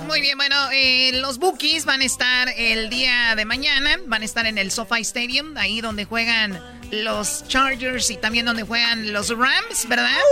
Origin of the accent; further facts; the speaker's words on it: Jalisco, Mexico; yo soy de Jalisco